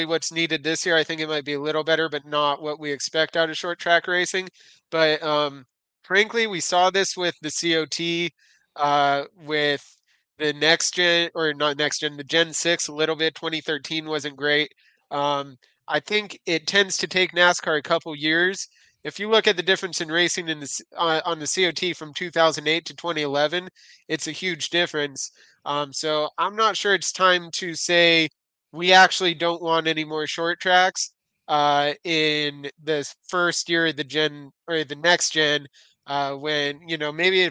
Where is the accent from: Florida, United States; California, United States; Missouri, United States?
California, United States; Southern; I'm from Southern California.